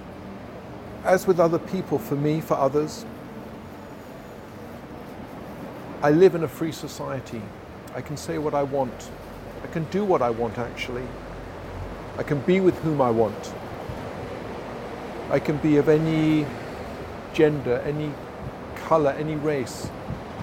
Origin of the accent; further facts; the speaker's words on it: London, United Kingdom; I grew up in London